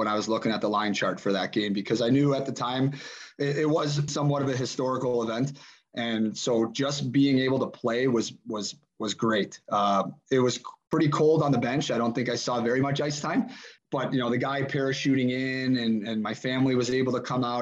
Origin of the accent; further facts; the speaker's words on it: Chicago, Illinois, United States; moved away; growing up in Chicago